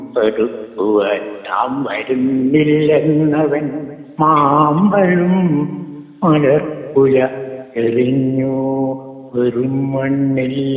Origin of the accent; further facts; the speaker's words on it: Padinjarathara, Kerala, India; now in Kozhikode, India; പടിഞ്ഞാറത്തറ സ്വദേശിയാണ് ഞാൻ അതായത് വയനാട്ടിലെ പടിഞ്ഞാറത്തറ എന്ന